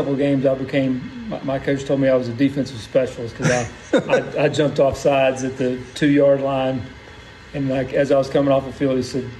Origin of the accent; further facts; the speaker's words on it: Huntington, West Virginia, United States; Well, kind of all over the place, but for the most part, Huntington, West Virginia. Went to Marshall University and then came down here in the late 80s